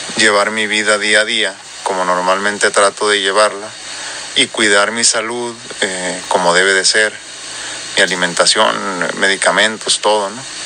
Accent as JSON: {"language": "Spanish", "region": "northern Mexico", "country": "Mexico", "accent": "norteño", "said": "con mi acento más marcado y más norteño"}